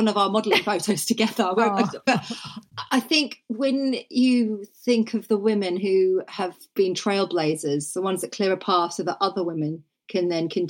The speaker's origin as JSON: {"language": "English", "area": "Norfolk", "region": "East of England", "country": "United Kingdom", "tie": "born or raised there", "said": "I grew up in Norfolk"}